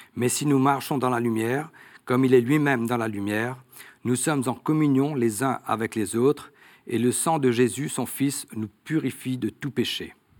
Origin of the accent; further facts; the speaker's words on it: Mauritius; nous sommes établis dans l'île depuis plus de 200 ans. Hein. Et donc, moi, je suis né dans une famille catholique.